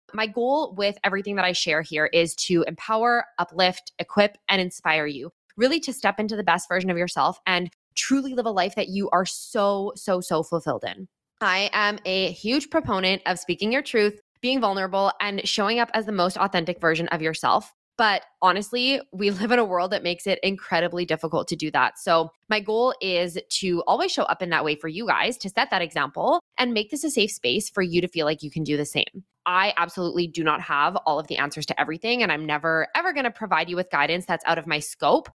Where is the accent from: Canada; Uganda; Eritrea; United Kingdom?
Canada; Edmonton, Alberta; moved away as an adult; now in British Columbia, Canada; I grew up in Edmonton, Alberta, in Canada. I did all my schooling there through to the end of university